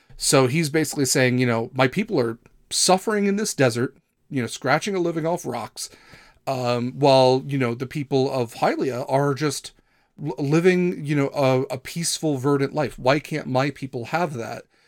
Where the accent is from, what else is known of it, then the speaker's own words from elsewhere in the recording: Midwest, United States; I'm from the Midwest